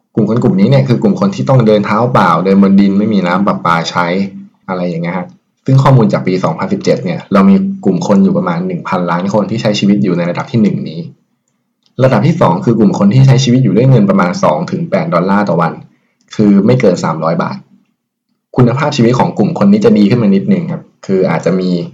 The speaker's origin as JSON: {"language": "Thai", "country": "Thailand"}